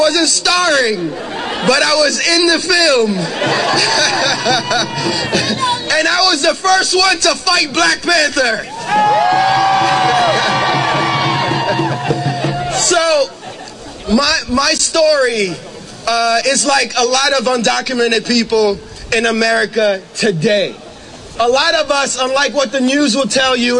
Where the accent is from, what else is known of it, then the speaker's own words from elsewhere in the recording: Côte d’Ivoire; now in United States; I am from the Ivory Coast in West Africa